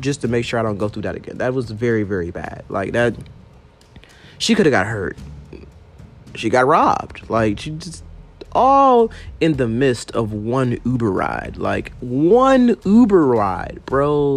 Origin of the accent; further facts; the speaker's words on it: Baton Rouge, Louisiana, United States; now in Atlanta, United States; I'm from Baton Rouge, Louisiana.